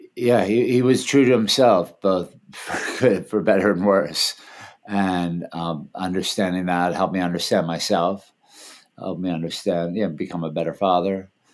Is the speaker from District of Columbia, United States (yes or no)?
yes; Washington, District of Columbia, United States; moved away; also born or lived in Thailand; I grew up in D.C.